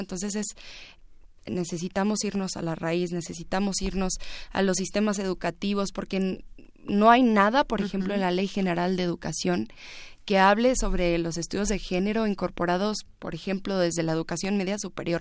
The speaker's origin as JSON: {"language": "Spanish", "town": "Ciudad Juárez", "region": "Chihuahua", "country": "Mexico", "tie": "born or raised there", "said": "en Ciudad Juárez, en donde yo nací"}